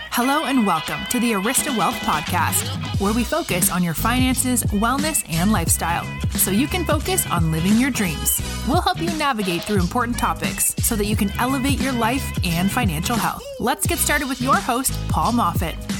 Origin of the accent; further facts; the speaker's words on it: Michigan, United States; moved away as an adult; also born or lived in Seattle; now in San Diego, United States; I'm originally from uh, Michigan and I went to University of Michigan and then I moved to Seattle and now I am in San Diego